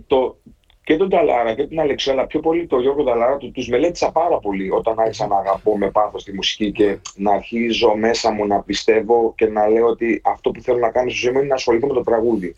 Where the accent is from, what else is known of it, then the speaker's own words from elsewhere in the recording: Herso, Central Macedonia, Greece; also born or lived in Germany; Εγώ ήμουν 8 χρονών έγινε αυτό. Στο χωριό μου που εγκατασταθήκαμε